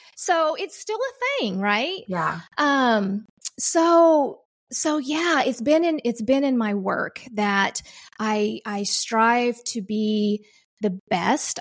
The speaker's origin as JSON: {"language": "English", "region": "Oklahoma", "country": "United States", "tie": "born or raised there", "said": "I come from Oklahoma"}